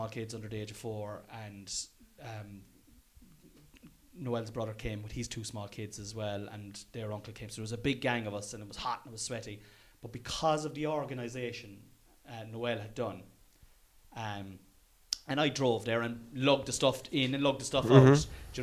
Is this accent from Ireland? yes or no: yes; Ireland; I'm an Irish fella at heart.